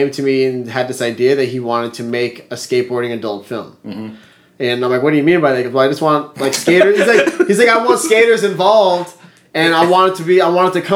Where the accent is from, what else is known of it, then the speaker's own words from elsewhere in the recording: Los Angeles, California, United States; we grew up in the San Fernando Valley skateboarding